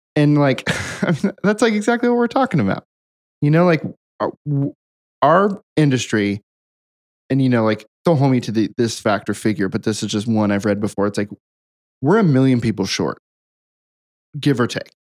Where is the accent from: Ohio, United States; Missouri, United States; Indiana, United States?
Ohio, United States; Hamilton; moved away; my hometown of Hamilton, Ohio